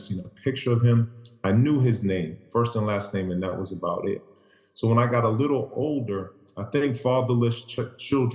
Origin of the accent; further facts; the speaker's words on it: Boston, Massachusetts, United States; growing up in Boston, late 80s, early 90s